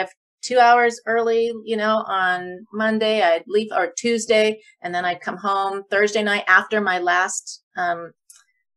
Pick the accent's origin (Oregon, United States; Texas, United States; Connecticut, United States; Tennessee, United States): Oregon, United States; Eugene; moved away as an adult; also born or lived in Loma Linda / Portland; I got a job in Eugene, in my hometown area